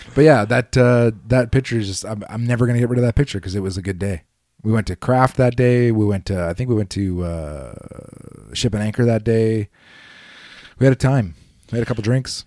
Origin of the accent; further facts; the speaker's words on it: Canada; I'm about as Canadian as they come